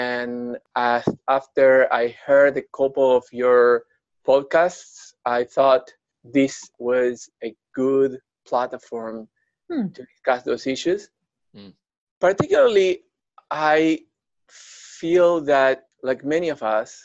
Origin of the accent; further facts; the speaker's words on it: outskirts of Buenos Aires, Buenos Aires Province, Argentina; moved away; I was growing up in the outskirts of Buenos Aires. I'm from Argentina originally.